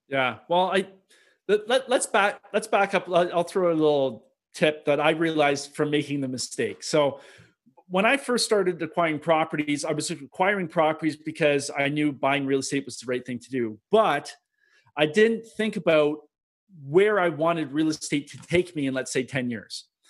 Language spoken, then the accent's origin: English; Milton, Ontario, Canada; I'm Canadian.